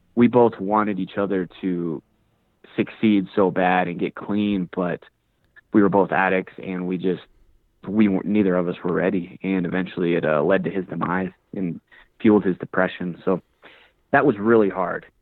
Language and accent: English; Woodland Park, Colorado, United States; So I'm from Colorado, from a small town called Woodland Park, about 30 minutes away from Colorado Springs.